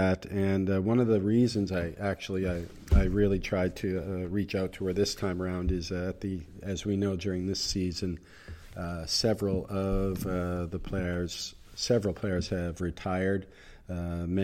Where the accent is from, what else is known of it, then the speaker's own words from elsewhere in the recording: Nova Scotia, Canada; moved away as an adult; also born or lived in South Korea; now in United Arab Emirates; I'm from Canada, Nova Scotia mm-hmm. to be exact. And I was a top player in the province for many years, especially as a junior